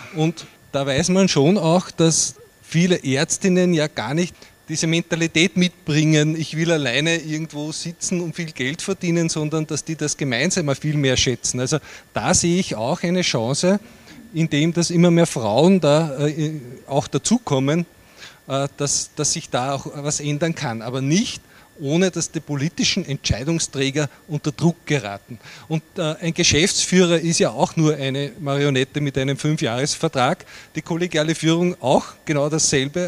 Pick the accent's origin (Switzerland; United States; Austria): Austria; Upper Austria; bei uns in Oberösterreich